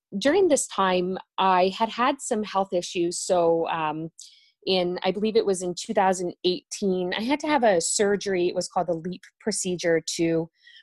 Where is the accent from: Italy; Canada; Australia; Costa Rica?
Canada; Ontario; I'm from Ontario, Canada